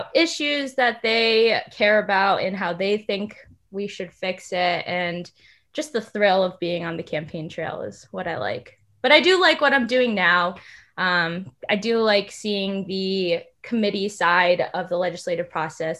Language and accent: English; Durham, Connecticut, United States; I grew up in Durham, Connecticut